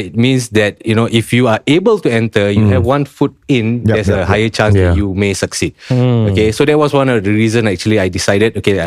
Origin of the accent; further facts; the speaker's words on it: Singapore; moved away as an adult; also born or lived in Kuala Lumpur, Malaysia; I'm Singaporean, so I could buy a BTO even though I was not staying here